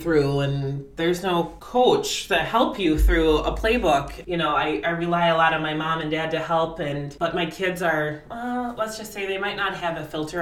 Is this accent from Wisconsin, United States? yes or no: yes; Eau Claire, Wisconsin, United States; born and raised in Eau Claire, Wisconsin, high school Eau Claire North.